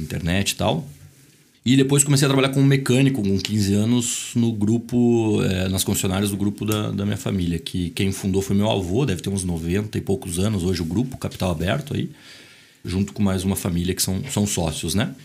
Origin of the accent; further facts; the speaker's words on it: Curitiba, Paraná, Brazil; also born or lived in Boston, United States; Nasci em Curitiba, minha família inteira de Santa Catarina. É, estudei em colégio marista